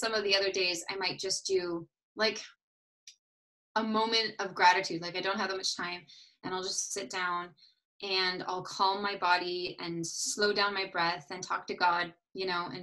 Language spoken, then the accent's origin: English; United States; also born or lived in Paris, France; back living in my home country